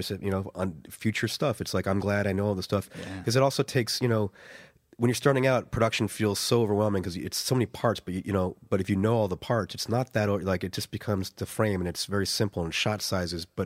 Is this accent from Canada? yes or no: no; Ireland; I'm Irish, and I you know yeah. I think because I'm there's this perception that I'm American